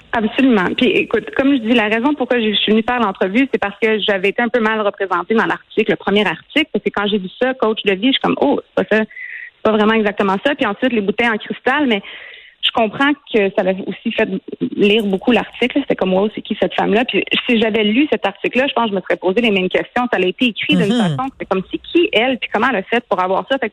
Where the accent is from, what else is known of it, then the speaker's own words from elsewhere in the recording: Quebec, Canada; Moi, je suis québécoise